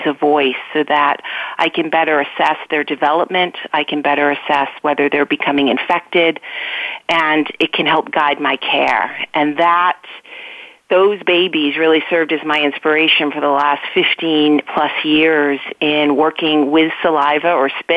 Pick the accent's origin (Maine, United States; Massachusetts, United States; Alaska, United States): Massachusetts, United States; outside of Boston; I grew up outside of Boston. It's been my home almost all my life.